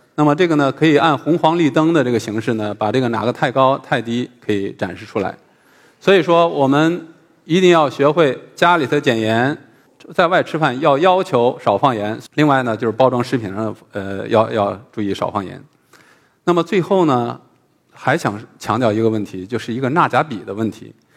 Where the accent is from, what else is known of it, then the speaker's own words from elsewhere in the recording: China; 我们中国人